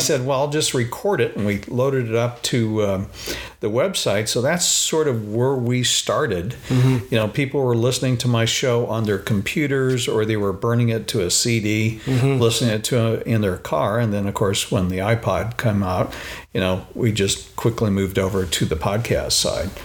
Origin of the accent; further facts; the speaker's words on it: Phoenix, Arizona, United States; I grew up in Phoenix, Arizona